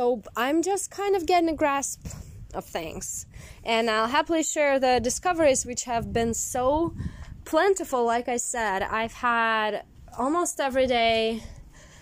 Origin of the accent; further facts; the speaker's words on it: Siberia, Russia; moved away as an adult; also born or lived in Moscow, Russia; now in United States; when I left my hometown in Siberia and I moved to Moscow